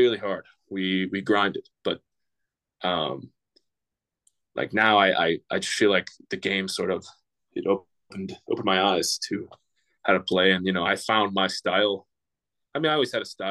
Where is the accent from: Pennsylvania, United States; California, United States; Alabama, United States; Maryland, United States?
Pennsylvania, United States; Pittsburgh; I'm from Pittsburgh, I grew up a Steelers fan